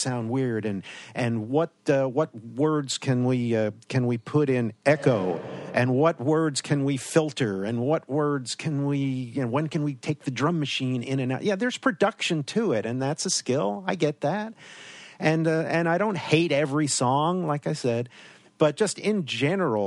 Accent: New York, United States; moved away; growing up in New York

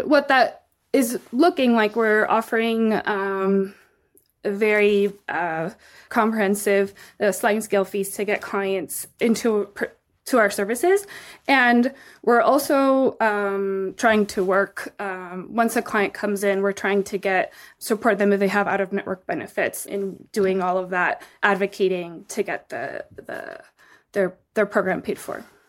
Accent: Mexico City, Mexico; moved away as an adult; also born or lived in Texas, United States; now in United States; I was born in the United States, in Texas, and raised in Mexico City for my whole life. I moved to the U S for the first time when I was eighteen

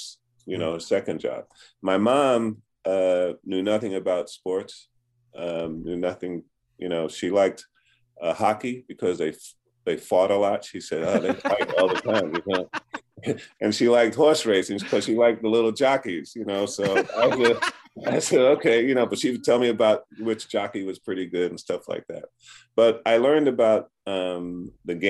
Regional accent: New York City, New York, United States; I grew up in the projects. I grew up in Brooklyn, there were seven of us

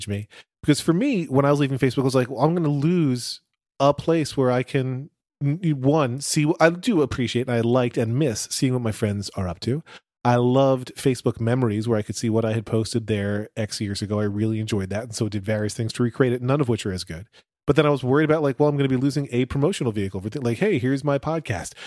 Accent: United States; We're also from the United States

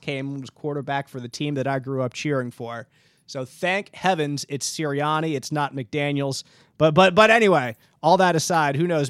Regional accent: Philadelphia, Pennsylvania, United States; growing up in Philly, I'm, of course, an Eagles fan

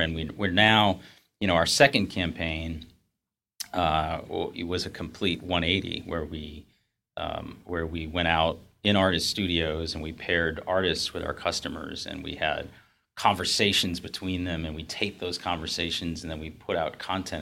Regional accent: New England, United States; I grew up in New England

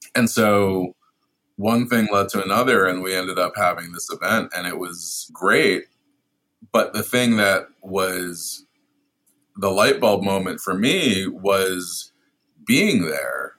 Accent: New York City, New York, United States; I'm also from Brooklyn. I've lived in New York all my life

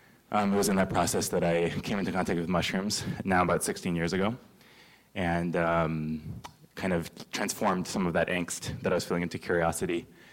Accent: Fresno, California, United States; I grew up in Fresno, California, son of two immigrants, and politically socialized during the Bush era, post 9/11, young Muslim, confused, seeking truth

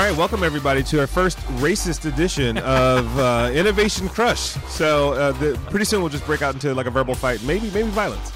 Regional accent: Detroit, Michigan, United States; me growing up in Detroit

